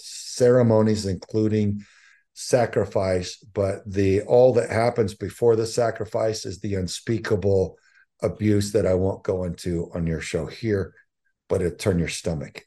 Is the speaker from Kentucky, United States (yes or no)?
no; Southern Texas, United States; I, I grew up in Southern Texas